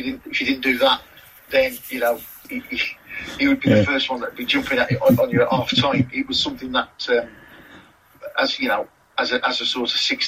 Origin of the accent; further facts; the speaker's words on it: Tipton, West Midlands, United Kingdom; a part of the Black Country that I knew very well, being from Tipton